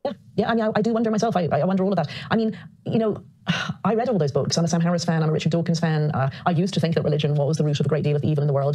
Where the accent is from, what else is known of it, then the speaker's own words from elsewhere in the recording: Ireland; I was brought up Catholic. I mean, I'm obviously Irish